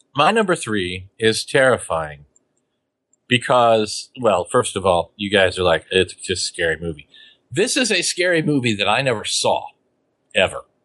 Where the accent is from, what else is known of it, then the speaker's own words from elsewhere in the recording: Beloit, Kansas, United States; the supermarket I grew up with in Beloit, Kansas